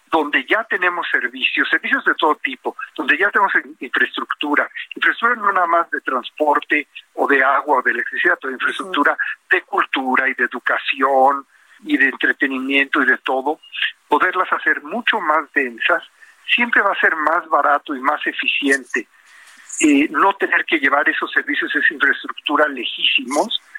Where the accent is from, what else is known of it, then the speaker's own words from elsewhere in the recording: Mexico; nuestro carácter, con nuestra cultura, con nuestra forma de ser, con nuestra identidad, ¿verdad? Como mexicanos que nos distingue de muchas otras nacionalidades eh, en el mundo entero.